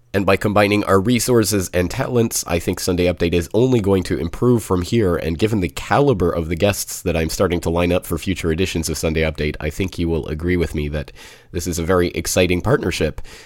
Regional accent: Calgary, Alberta, Canada; my hometown of Calgary

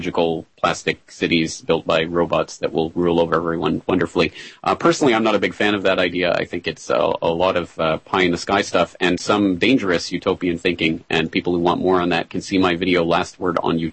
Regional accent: Calgary, Alberta, Canada; my hometown of Calgary in Alberta, Canada

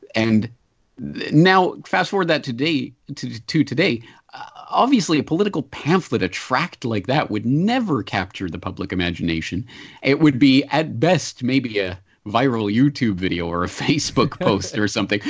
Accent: Canada; as a Canadian

